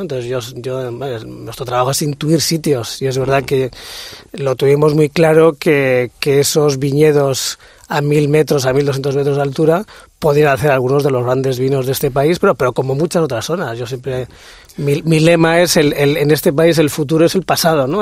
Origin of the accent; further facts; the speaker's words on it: Spain; also born or lived in Madrid; no he sido profeta en mi tierra y llevo 30 años dando la, tabarra fuera de mi país